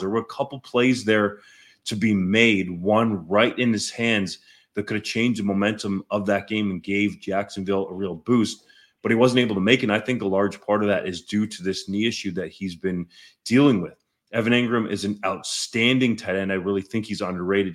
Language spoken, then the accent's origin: English; Guelph, Ontario, Canada; my hometown, Guelph, Ontario.